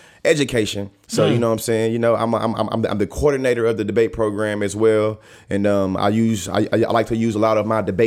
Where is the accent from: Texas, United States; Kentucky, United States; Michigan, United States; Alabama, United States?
Texas, United States; Bryan; moved away as an adult; now in Oklahoma, United States; I'm born and raised in Bryan, Texas, man. Texas. And now I live in Oklahoma